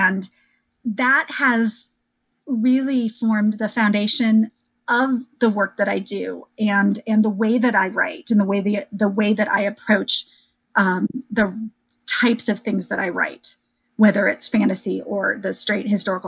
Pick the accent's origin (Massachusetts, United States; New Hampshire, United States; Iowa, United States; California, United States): Iowa, United States; So, sure. I grew up in Iowa.